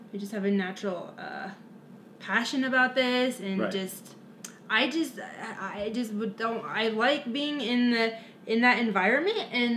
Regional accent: Lakewood, Colorado, United States; also born or lived in Fort Collins, Colorado; I'm from Lakewood, Colorado, now currently living back in Lakewood

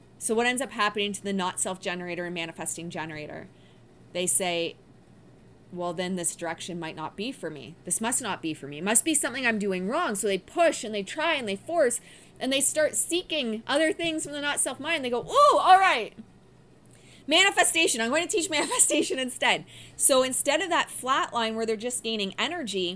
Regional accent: Windsor, Ontario, Canada; also born or lived in Detroit, Michigan, United States; I grew up in Windsor and Detroit Rock City.

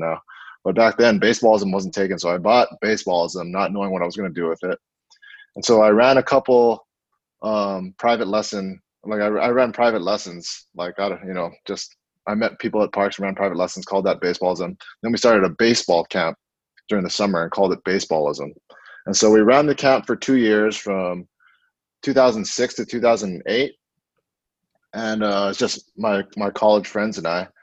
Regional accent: Honolulu, Hawaii, United States; moved away as an adult; also born or lived in Oregon / Portland; I grew up in Makiki, went to Punahou School, was a 2001 grad

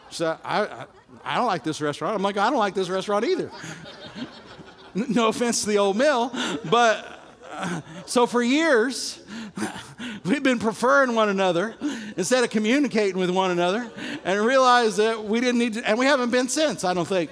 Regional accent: Illinois, United States; my little high school that I grew up in Illinois

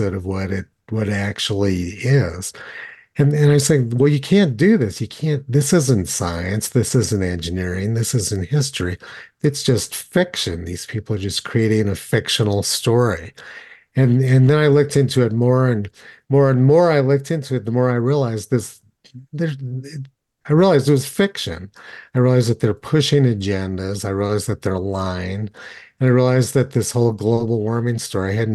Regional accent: Los Alamos, New Mexico, United States; I grew up in Los Alamos

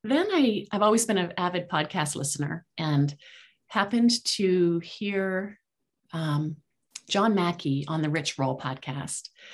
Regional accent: outside of Toronto, Ontario, Canada; a little kid growing up outside of Toronto

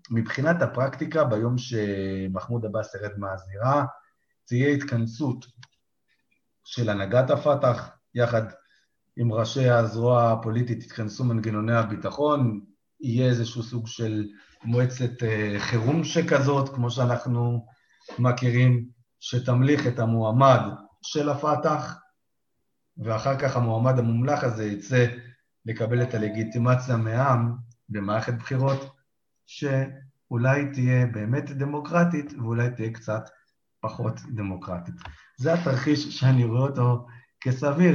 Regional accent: Israel; בתור ישראלים

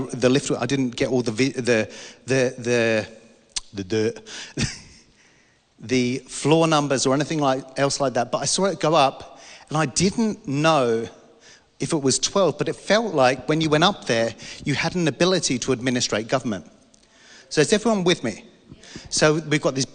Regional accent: London, United Kingdom; I'm from London

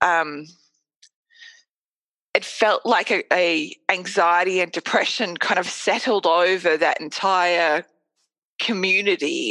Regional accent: Australia; I'm Australian

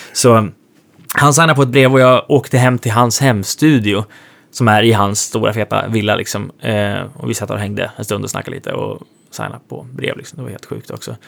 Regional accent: Sweden; moved away as an adult; now in Nashville, United States; den tiden som jag var hemma i Sverige

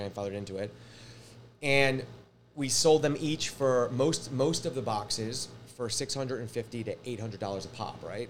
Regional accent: Larchmont, New York, United States; also born or lived in Los Angeles; Larchmont, my hometown

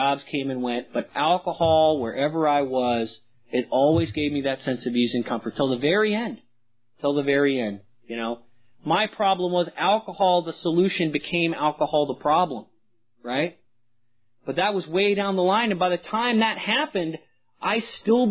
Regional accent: San Francisco, California, United States; I was from San Francisco

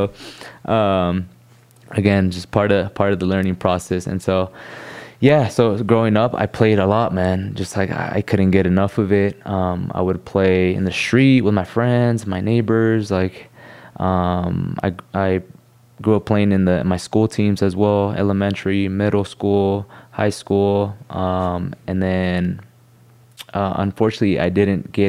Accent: Costa Mesa, California, United States; I grew up in Costa Mesa

